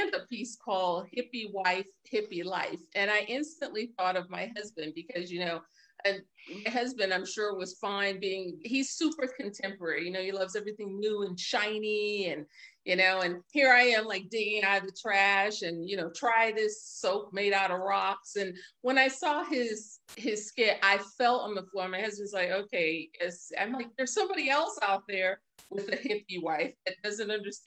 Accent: New York City, New York, United States; I'm from New York City

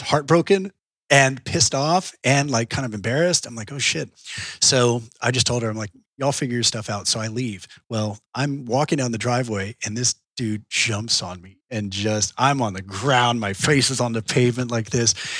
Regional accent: Austin, Texas, United States; I was born here in Austin and grew up in Texas my whole life.

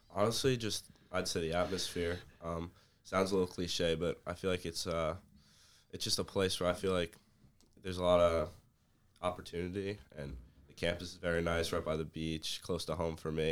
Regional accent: Middletown, New Jersey, United States; I'm from Middletown, New Jersey, about, like, twenty minutes away

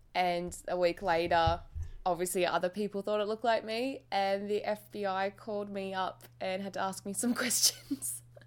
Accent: Australia; we're Australian

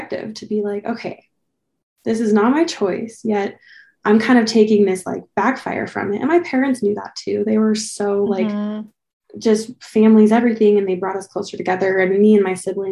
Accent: Salt Lake City, Utah, United States; I grew up in Salt Lake, just like a suburb of Salt Lake, and lots of LDS families.

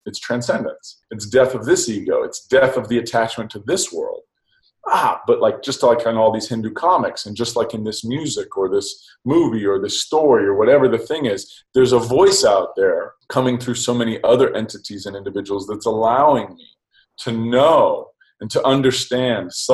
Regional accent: Oxford, South East England, United Kingdom; I'm from England. I'm from Oxford.

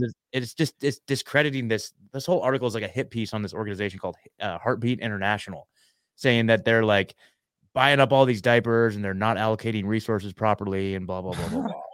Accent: Oregon, United States; moved away as an adult; I'm born, born and raised in Oregon

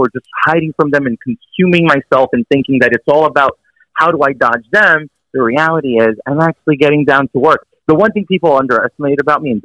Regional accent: New York City, New York, United States; I'm from Queens, New York City

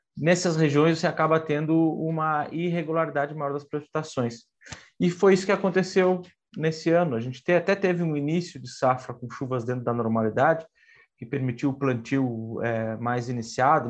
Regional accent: Rio Grande do Sul, Brazil; moved away; eu sou do Rio Grande do Sul

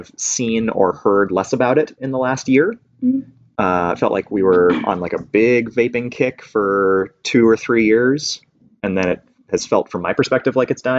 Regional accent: Oakland, California, United States; I grew up in Oakland

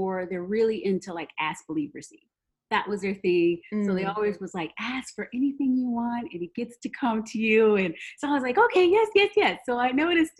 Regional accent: New Orleans, Louisiana, United States; I'm originally from New Orleans

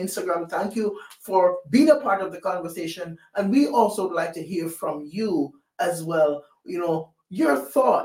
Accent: Jamaica; moved away; I was born and raised in Jamaica

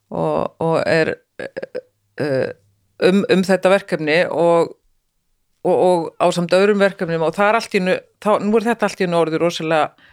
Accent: Iceland; moved away as an adult; also born or lived in Norway; ég er nýflutt heim frá Noregi, búin að vera 12 ári í Noregi

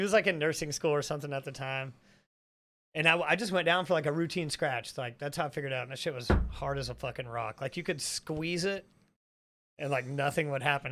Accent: the South, United States; I think we all grew up, I mean, we're from the South.

